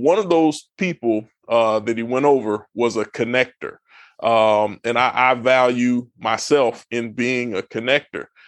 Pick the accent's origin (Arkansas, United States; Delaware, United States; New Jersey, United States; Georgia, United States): Georgia, United States; Brunswick; moved away as an adult; also born or lived in Palatka, Florida; now in Texas, United States; I was raised in Southeast Georgia, Brunswick, Georgia